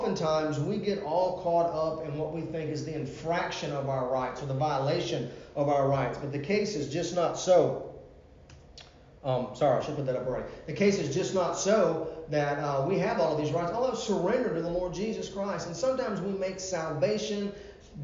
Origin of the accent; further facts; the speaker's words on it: Virginia Beach, Virginia, United States; I grew up in Virginia Beach, Virginia.